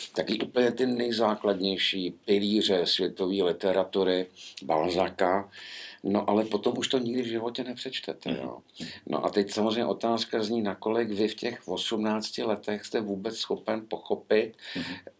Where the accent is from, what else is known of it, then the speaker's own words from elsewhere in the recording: Prague, Czechia; když jsem byl malý v 60. letech, tak ještě jezdili po Praze ty starý tramvaje